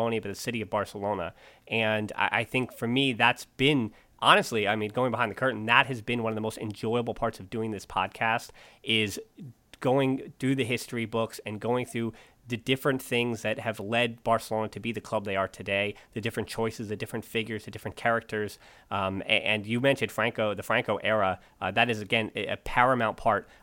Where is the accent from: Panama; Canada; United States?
United States; growing up in the States